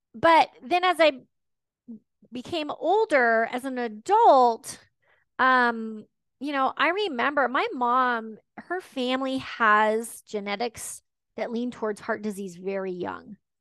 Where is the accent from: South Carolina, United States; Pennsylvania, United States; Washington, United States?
Washington, United States; also born or lived in Texas; I was born in the South. Um, my mom married a Northerner, and we came back and forth between Texas and Washington a couple of times